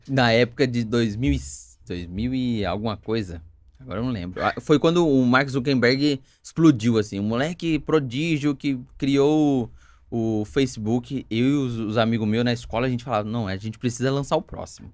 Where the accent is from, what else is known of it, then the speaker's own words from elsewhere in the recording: Campinas, São Paulo, Brazil; Eu nasci em Campinas também